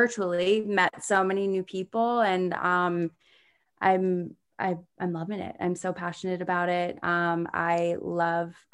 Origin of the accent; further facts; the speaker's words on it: D.C., Maryland, United States; I grew up in Maryland, outside of Washington, D.C. in the States.